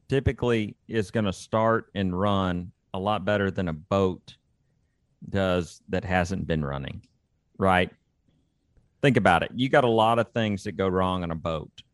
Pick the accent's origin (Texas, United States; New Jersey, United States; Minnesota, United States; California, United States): Texas, United States; Austin; I grew up in and around Austin, Texas